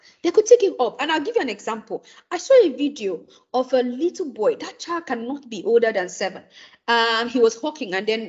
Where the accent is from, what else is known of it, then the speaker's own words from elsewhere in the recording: Nigeria; as an African, before I am a Nigerian